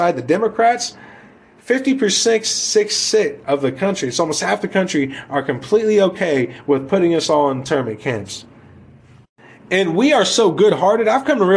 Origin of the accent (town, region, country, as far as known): United States